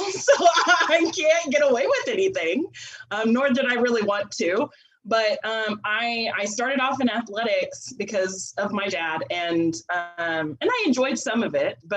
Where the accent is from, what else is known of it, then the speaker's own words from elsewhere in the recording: Sealy, Texas, United States; I'm from Sealy, Texas. I'm a I'm a coach's kid, so we moved around a whole lot. But for the majority of my my grade school, I, I was in Sealy